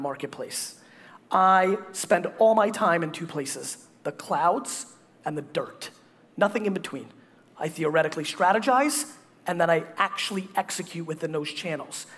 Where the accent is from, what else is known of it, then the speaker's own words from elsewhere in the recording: United States; also born or lived in Russia; I was born in communist Russia. I grew up in America